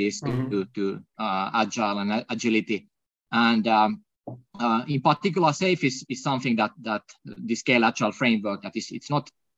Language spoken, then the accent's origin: English; Finland; accent: non-North American; non-North American accent is brought to you all the way from Finland